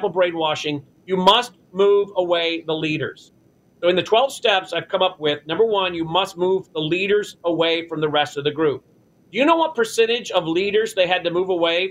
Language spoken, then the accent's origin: English; Tennessee, United States; my home state of Tennessee